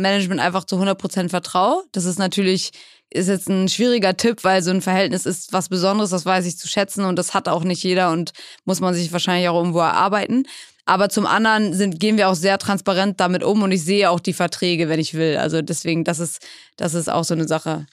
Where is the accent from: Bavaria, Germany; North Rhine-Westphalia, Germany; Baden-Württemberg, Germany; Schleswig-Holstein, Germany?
Schleswig-Holstein, Germany; also born or lived in England; now in Hamburg, Germany; Gebürtig aus England, und dann aufgewachsen in Schleswig-Holstein, so 45 Minuten von Hamburg